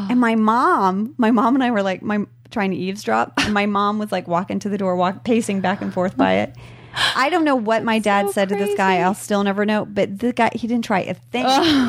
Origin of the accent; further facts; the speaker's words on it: Indonesia; I just didn't have any of that growing up in Indonesia.